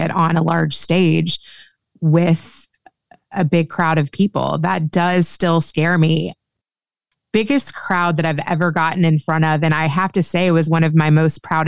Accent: Kentucky, United States; moved away as an adult; also born or lived in Los Angeles, United States; I grew up Jewish in Kentucky

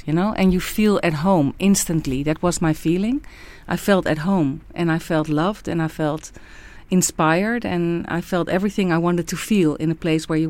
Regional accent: Amsterdam, North Holland, Netherlands; English is a second language; now in Ibiza, Spain; Like me, I'm coming from Amsterdam, it's raining a lot.

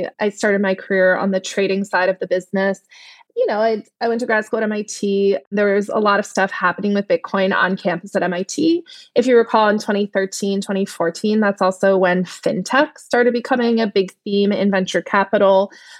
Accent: Netherlands; English is a second language; And my family is from Turkey. I grew up in the Netherlands, traveled a lot, lived in a lot of different places around the world.

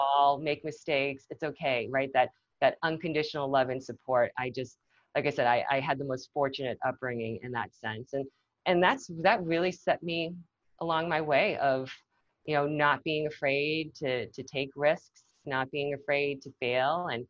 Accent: Massachusetts, United States; also born or lived in South Korea / Nashua, New Hampshire; I grew up in Massachusetts

